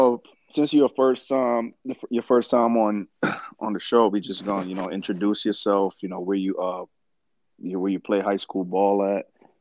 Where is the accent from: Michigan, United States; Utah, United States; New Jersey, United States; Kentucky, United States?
New Jersey, United States; East Orange; I grew up in East Orange, and Orange is so close to Orange if you live on the north side of East Orange, which is the south side. I'm sorry, I lived on South Harrison Street